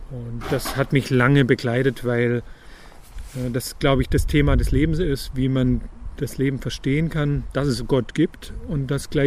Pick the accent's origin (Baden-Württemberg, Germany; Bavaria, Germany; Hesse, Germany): Baden-Württemberg, Germany; Ulm; born or raised there; also born or lived in Tübingen; now in Münchhausen, Germany